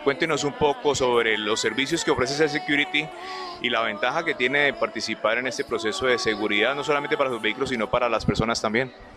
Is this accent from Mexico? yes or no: no; Palmira, Valle del Cauca, Colombia; also born or lived in Cali; Yo no soy caleño, soy palmirano, pero viví muchos años en esta ciudad